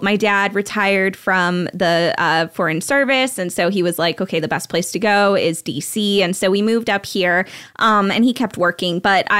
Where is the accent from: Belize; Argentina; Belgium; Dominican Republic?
Belgium; born there; I grew up overseas, actually. So I grew up everywhere. My mom is Belgian. So I was born in Belgium and my dad's American.